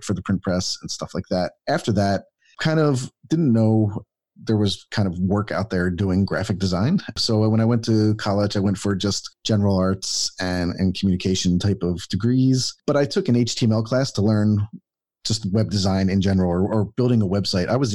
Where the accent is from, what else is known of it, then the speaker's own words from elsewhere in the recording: Philadelphia, Pennsylvania, United States; moved away as an adult; now in Atlanta, United States; I'm from Philadelphia, Pennsylvania, and I moved to Atlanta, Georgia for this job. It was the first time I'm 46 now. Well, I will be 46. And this is the first kind of time I've left my hometown ever to be somewhere else.